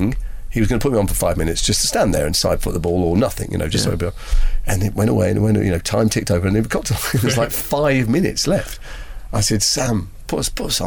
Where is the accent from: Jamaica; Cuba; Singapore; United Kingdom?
United Kingdom; Liverpool, North West England; moved away; I grew up in Liverpool